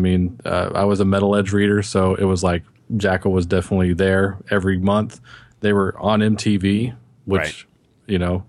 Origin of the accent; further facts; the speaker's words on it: Texas, United States; And I'm from Texas, but I definitely don't consider myself to be any kind of, you know, redneck, if you will.